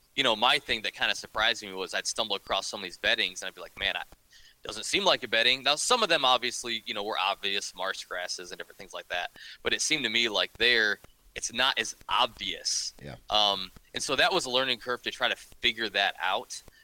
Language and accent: English; northern Ohio, United States; also born or lived in Kansas; I was born and raised in Ohio, um, up in up in northern Ohio